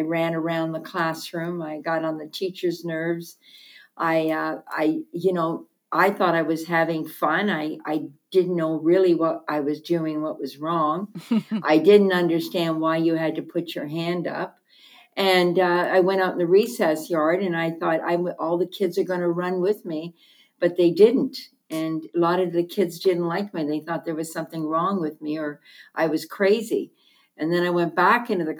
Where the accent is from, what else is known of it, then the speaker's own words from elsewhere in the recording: Hamilton, Ontario, Canada; I was born and raised in Hamilton, Ontario.